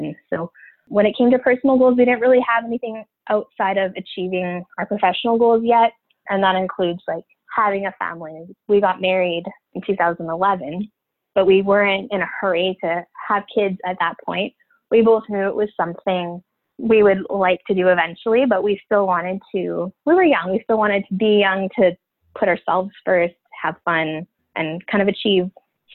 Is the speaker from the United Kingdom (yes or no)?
no; Northern Ontario, Canada; I am from Canada, actually in Northern Ontario, so almost right in the middle of Canada when you look at it on a map.